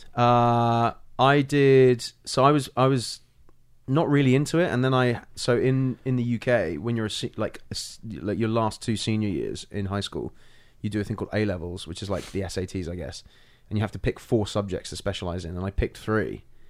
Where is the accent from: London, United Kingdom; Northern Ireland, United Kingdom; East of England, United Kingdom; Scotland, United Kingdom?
London, United Kingdom; moved away as an adult; also born or lived in Ireland / Brixton; now in United States; I was born in Ireland, grew up in Northwest London